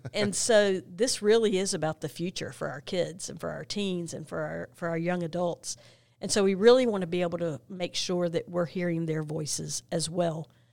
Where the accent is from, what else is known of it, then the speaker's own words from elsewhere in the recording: Monroe, North Carolina, United States; moved away as an adult; now in Gaston County, United States; I grew up in Monroe, North Carolina